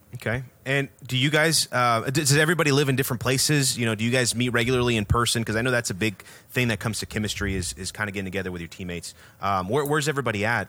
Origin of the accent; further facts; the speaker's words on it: Houston, Texas, United States; we're from Houston